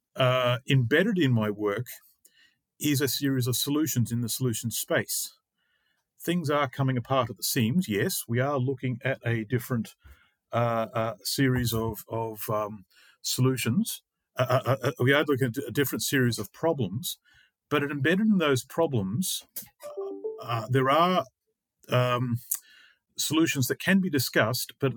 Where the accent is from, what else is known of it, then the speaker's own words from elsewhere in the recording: Australia; moved away as an adult; now in Finland; I'm from Australia